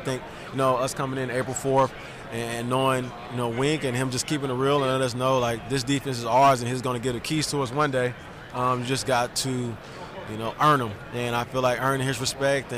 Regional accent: Illinois, United States; I grew up in Illinois

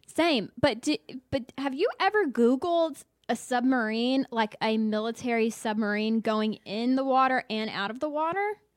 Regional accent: the South, United States; I'm from the South

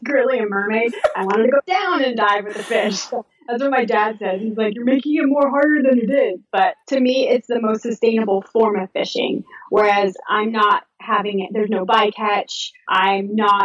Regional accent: Southern California, United States; moved away as an adult; also born or lived in Georgia; I'm from Southern California

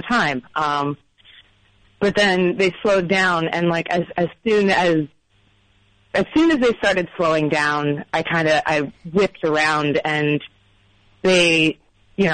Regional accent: Philadelphia, Pennsylvania, United States; now in Washington, D.C., United States; I'm from Philly

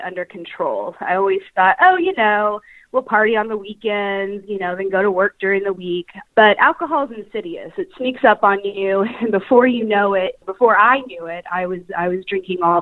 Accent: Kansas City, United States; moved away as an adult; now in Atlanta, United States; I am originally from Kansas City, but I have been living in the Atlanta area for the last 3

